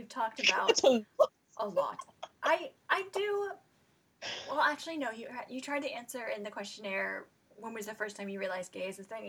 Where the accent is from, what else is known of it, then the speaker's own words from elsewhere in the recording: the South, United States; growing up in the South, in the United States